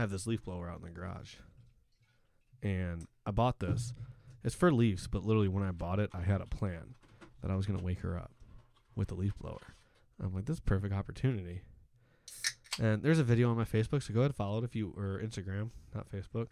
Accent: Whiting, Indiana, United States; Where I grew up in Whiting, there was Wahala Beach

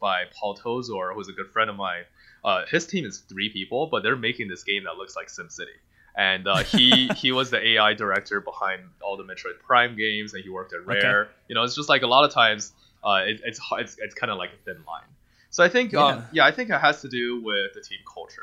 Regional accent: China; first language Mandarin; English is a second language; now in Denver, United States; It's still my native language. I mean, I grew up speaking Mandarin. I was born in China.

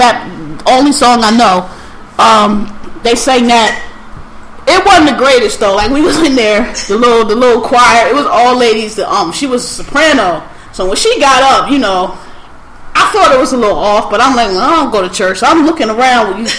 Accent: Philadelphia, Pennsylvania, United States; so I'm from Philly

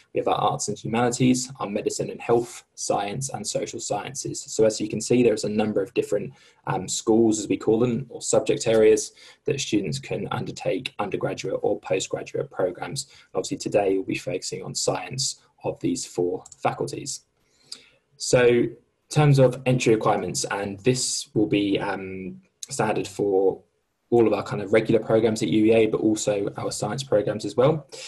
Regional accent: Norwich, East of England, United Kingdom; I'm actually from Norwich

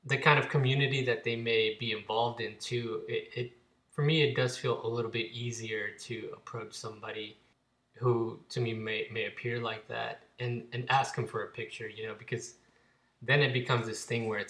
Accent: Fort Worth, Texas, United States; where I grew up in Fort Worth

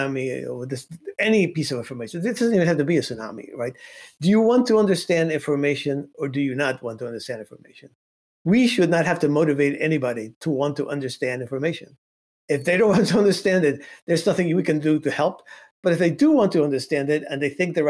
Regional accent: Cuba; moved away; I come from Cuba.

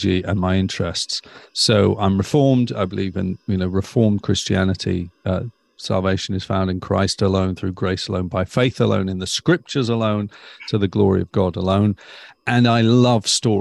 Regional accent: near Stoke-on-Trent, West Midlands, United Kingdom; now in Eastbourne, United Kingdom; I grew up in Narnia. You can find it just off the M6 near Stoke-on-Trent

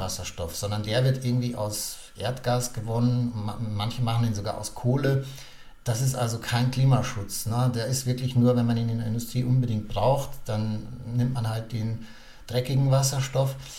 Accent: Germany; bei uns in Deutschland

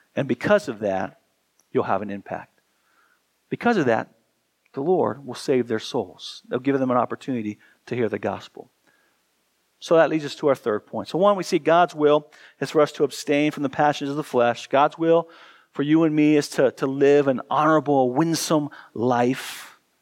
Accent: United States; as Americans

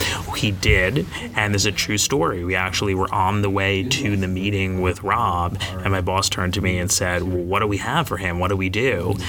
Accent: New Jersey, United States; moved away as an adult; also born or lived in Miami / New York; now in Los Angeles, United States; From New Jersey. Mm-hmm. Yeah, born and raised in New Jersey

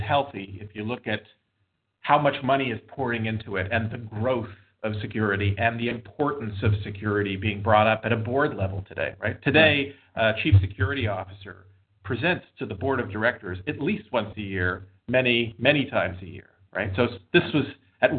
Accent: Montreal, Quebec, Canada; also born or lived in Boston / West Coast; now in United States; I grew up in Montreal, moved to Boston.

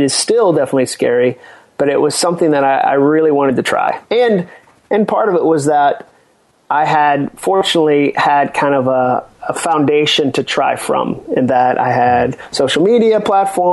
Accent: Massachusetts, United States; moved away; also born or lived in North Carolina / Birmingham, Alabama; I was born in North Carolina, but I grew up in Massachusetts. My dad started a church up there when I was going into the first grade

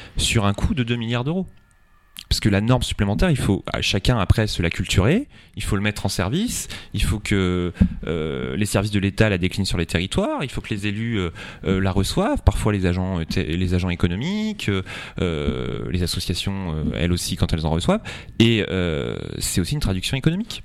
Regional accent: Centre-Val de Loire, France; Chez nous, en Indre-et-Loire

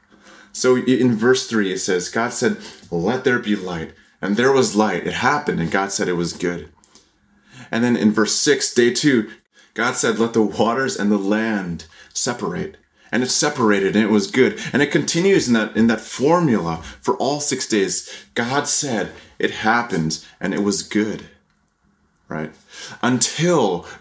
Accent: Connecticut, United States; also born or lived in Taiwan; I grew up in Connecticut

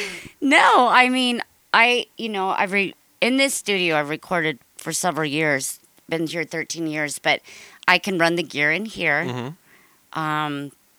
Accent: Ireland; I'm Irish.

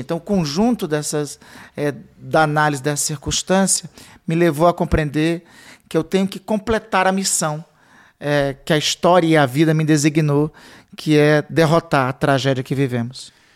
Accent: Amapá, Brazil; eu sou do Amapá

